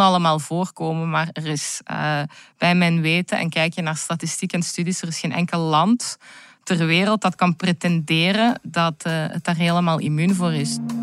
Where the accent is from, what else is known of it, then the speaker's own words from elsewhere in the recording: Belgium; mijn jonge leven, die vonden allemaal wel in België plaats. Hoor. plaats waar ik ben opgegroeid